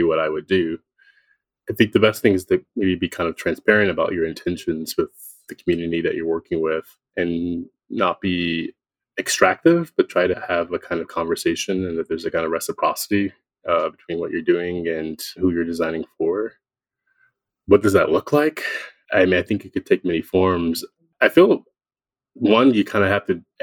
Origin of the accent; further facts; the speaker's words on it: Philadelphia, Pennsylvania, United States; I grew up in Philadelphia in the kind of cultural consciousness of the city.